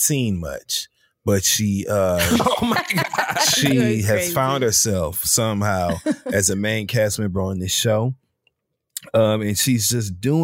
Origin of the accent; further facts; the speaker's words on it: Flint, Michigan, United States; also born or lived in Detroit, Michigan; I'm from Flint. I lived in Detroit for many years